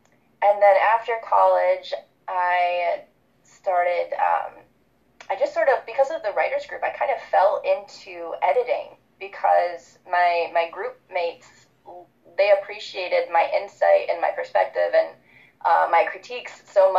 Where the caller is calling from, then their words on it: Michigan, United States; I'm calling in from Michigan right now in the United States. I live about a half-hour drive outside of Detroit in a cute little neighborhood right next to a park.